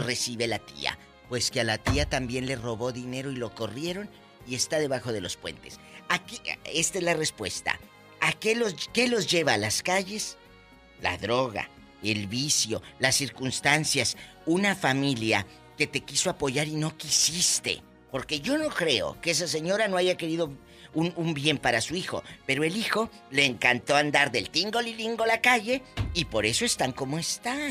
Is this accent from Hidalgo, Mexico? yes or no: no; Matamoros, Tamaulipas, Mexico; Matamoros, Tamaulipa, mi tierra